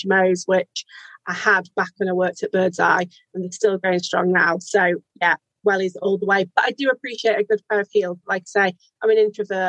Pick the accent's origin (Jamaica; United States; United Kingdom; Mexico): United Kingdom; our Britishness